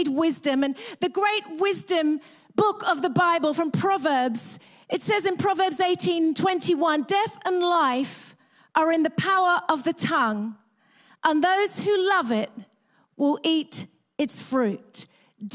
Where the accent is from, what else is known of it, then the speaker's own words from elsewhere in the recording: England, United Kingdom; moved away as an adult; also born or lived in Australia; I grew up in England